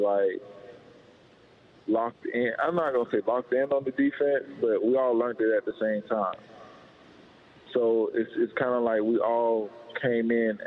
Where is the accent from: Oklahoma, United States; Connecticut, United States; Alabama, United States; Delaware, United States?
Alabama, United States; now in Seattle, United States; I'm from Alabama